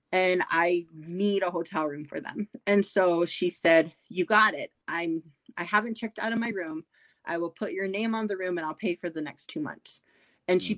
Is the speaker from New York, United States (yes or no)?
no; South Dakota, United States; I grew up in South Dakota.